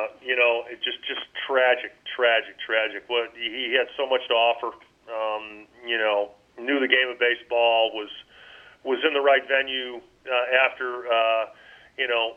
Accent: Rochester, New York, United States; moved away; I just didn't want to come into my hometown

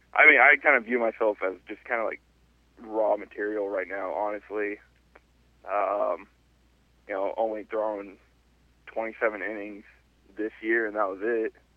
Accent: San Francisco Bay Area, California, United States; moved away as an adult; also born or lived in Arkansas; I am from the San Francisco Bay Area

